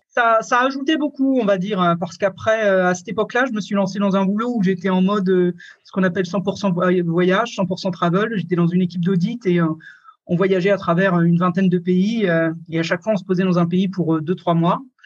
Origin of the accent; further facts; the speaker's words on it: France; moved away as an adult; also born or lived in Scotland / England / Germany / Switzerland; je suis parti de France quand j'avais 20 ans